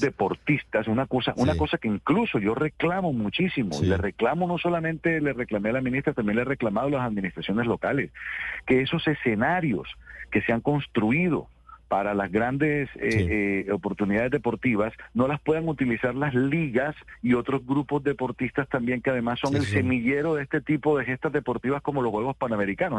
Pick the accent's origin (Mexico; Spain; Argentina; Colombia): Colombia; Colombian Caribbean coast, Caribbean Region; yo soy costeño, soy caribeño